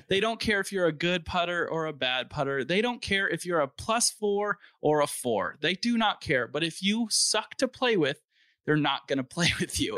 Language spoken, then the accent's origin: English; Valencia, California, United States; I grew up in Valencia, which is a pretty nice town